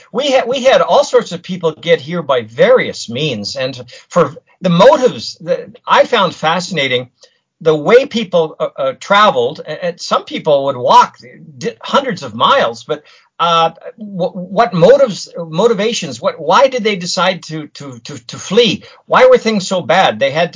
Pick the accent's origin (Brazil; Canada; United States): Canada; Toronto, Ontario; now in London, Canada; I grew up in the Toronto area